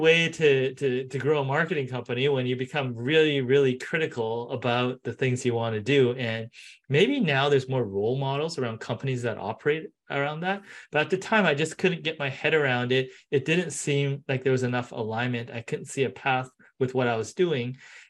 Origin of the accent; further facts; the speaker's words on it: Japan; born there; also born or lived in Canada / San Francisco; Oh, you know, I was born in Japan for a couple of years. I was in Canada.